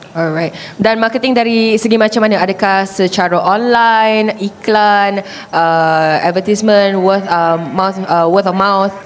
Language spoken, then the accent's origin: Malay; Sabah, Malaysia; saya orang Sabah